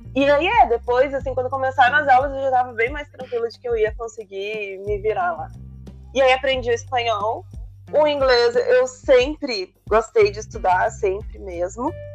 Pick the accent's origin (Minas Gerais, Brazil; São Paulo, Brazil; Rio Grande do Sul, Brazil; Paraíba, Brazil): Rio Grande do Sul, Brazil; Porto Alegre; moved away as an adult; also born or lived in Panama; Eu nasci em Porto Alegre